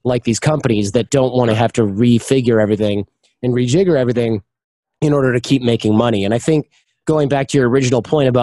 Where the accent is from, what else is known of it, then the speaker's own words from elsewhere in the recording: Michigan, United States; I'm from Michigan